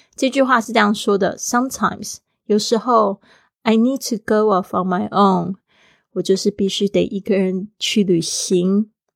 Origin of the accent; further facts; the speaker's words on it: Taiwan; For someone from a tropical island，就是对于一个是来自热带岛屿的人，啊，我是来自台湾